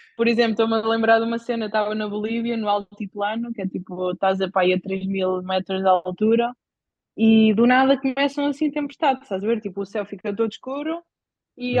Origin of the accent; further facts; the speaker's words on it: Bajouca, Portugal; also born or lived in Caldas da Rainha; sou, sou da Bajoca, tenho 27 anos